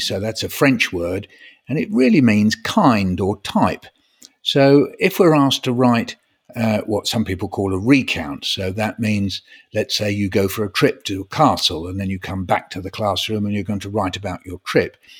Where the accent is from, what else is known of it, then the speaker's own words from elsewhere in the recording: London, United Kingdom; I was born in North London. And where am I living now? North London.